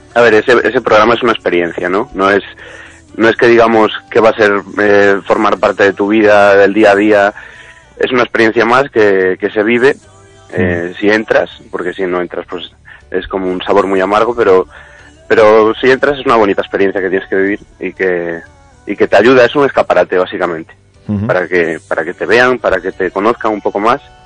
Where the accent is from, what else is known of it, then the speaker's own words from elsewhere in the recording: Ourense, Galicia, Spain; also born or lived in Barcelona; now in Madrid, Spain; siendo gallego